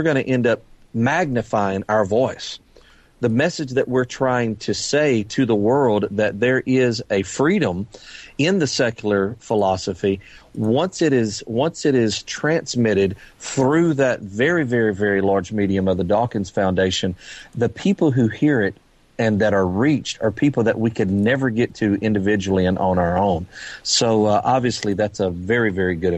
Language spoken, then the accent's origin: English; Lake Charles, Louisiana, United States; my hometown in Lake Charles, Louisiana